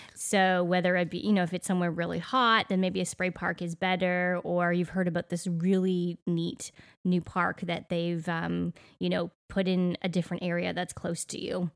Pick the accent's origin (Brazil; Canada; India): Canada; moved away as an adult; now in Middle Tennessee, United States; growing up in Canada